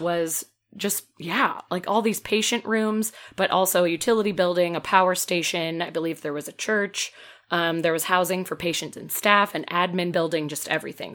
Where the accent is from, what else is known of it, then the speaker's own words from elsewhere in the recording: Peoria, Illinois, United States; moved away; Bartonville, Illinois, very close to my hometown